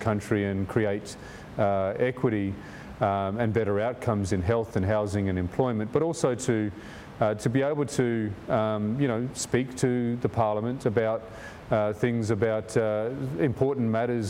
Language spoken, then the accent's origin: English; Darwin, Northern Territory, Australia; I grew up in Darwin, which is in the Northern Territory, on Larrakia country.